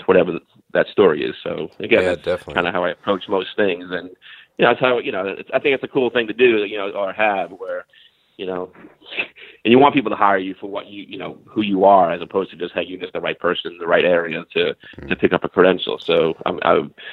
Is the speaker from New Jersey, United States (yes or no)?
no; New York City, New York, United States; I grew up in Staten Island, New York